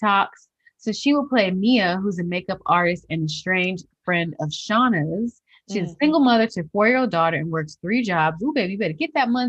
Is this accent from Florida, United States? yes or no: yes; Florida, United States; I'm from Florida